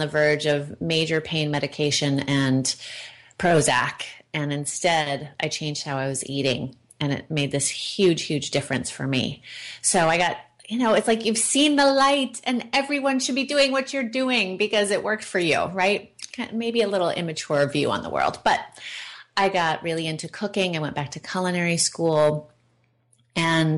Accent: Oregon, United States; I was raised by hippies in Oregon on an old organic farm

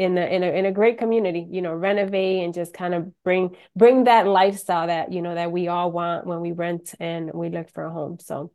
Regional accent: Rochester, New York, United States; now in Orlando, United States; Well, I'm actually originally from Rochester, New York. Moved to Orlando about 27 years ago. So I've been in Orlando for a long time.

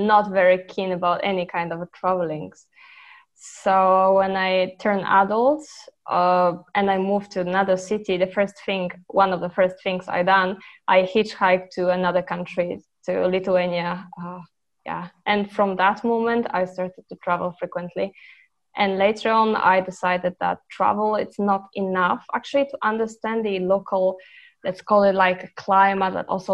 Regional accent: Poland; moved away as an adult; also born or lived in Germany / Georgia / Serbia / Portugal; I was born in Poland. I'm originally Polish. And I've been here for several years. Like, I finished my studies in Poland.

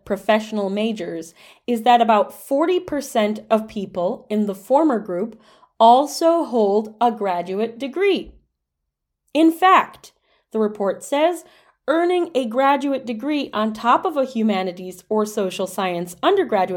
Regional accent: Dearborn, Michigan, United States; as somebody who grew up very close to Toledo, Ohio, I grew up in Dearborn, Michigan

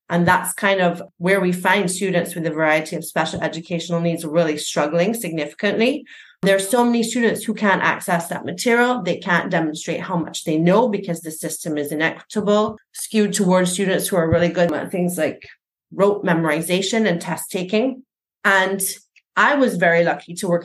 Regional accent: Barbados; I was raised and educated in Barbados, the primary, secondary, and tertiary levels.

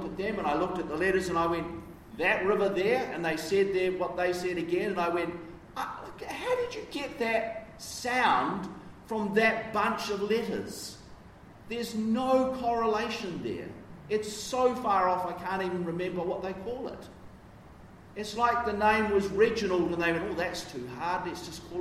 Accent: Wellington, New Zealand; I grew up in Wellington

